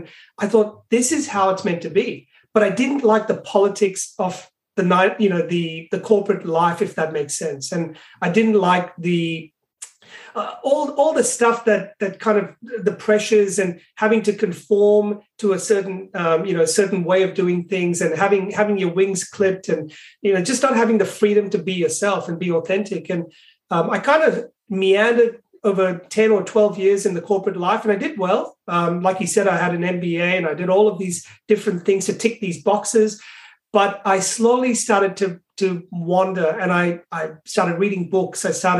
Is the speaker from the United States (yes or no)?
no; Pakistan; born there; And I was born in Pakistan.